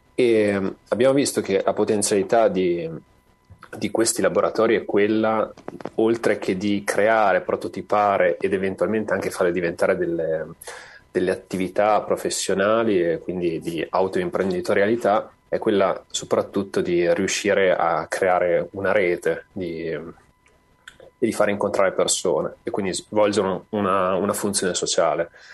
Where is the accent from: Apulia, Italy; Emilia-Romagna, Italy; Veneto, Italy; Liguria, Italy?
Emilia-Romagna, Italy; Parma; io non abito a Sorbolo, sono di Parma